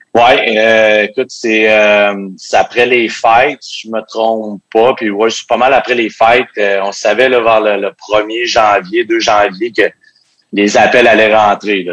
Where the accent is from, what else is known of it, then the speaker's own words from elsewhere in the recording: Quebec City, Quebec, Canada; je venais de Québec.